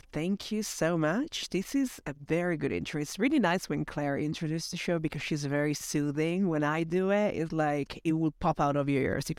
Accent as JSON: {"language": "English", "country": "Italy", "also_born_or_lived": "United Kingdom", "second_language": "English", "said": "Talking about accents, I'm Italian and I lived in the UK for 10 years, so my accent is a little bit of both."}